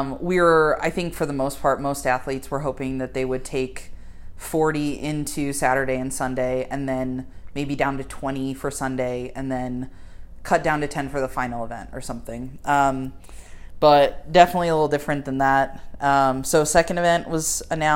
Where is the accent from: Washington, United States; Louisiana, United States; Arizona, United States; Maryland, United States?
Arizona, United States; I'm from Arizona